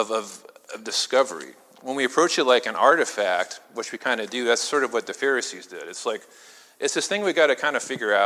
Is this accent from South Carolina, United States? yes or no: no; Illinois, United States; now in Pennsylvania, United States; I'm from Illinois